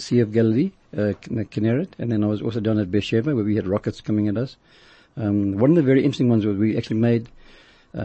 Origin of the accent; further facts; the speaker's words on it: Zimbabwe; moved away; from Rhodesia